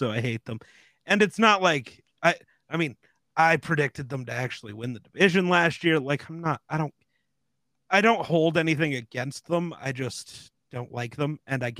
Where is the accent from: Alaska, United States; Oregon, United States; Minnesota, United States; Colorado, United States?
Colorado, United States; Denver; greater Denver area, and I'm a contrarian apparently because everyone loves the Broncos here